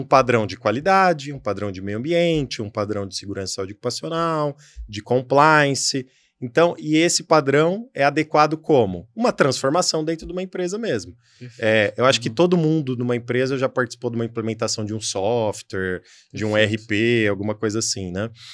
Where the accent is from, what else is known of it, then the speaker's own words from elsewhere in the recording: São Paulo, Brazil; sou de São Paulo